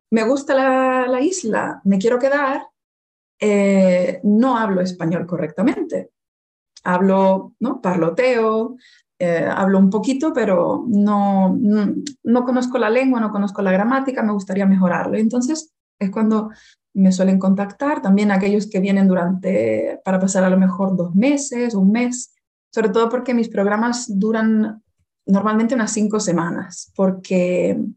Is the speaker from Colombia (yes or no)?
no; Las Palmas de Gran Canaria, Canary Islands, Spain; Por ejemplo, yo soy de Las Palmas de Gran Canaria.